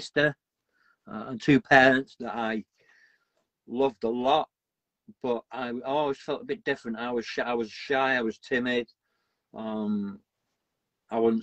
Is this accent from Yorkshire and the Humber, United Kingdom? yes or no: yes; Wakefield, Yorkshire and the Humber, United Kingdom; born or raised there; also born or lived in Glasgow, Scotland